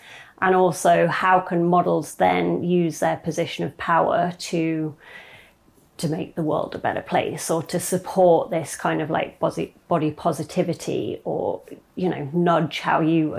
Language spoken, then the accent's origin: English; near Middlesbrough / Newcastle, North East England, United Kingdom; She's from Middlesbrough, which is kind of near where I was brought up. So I was born in Newcastle, kind of moved near there.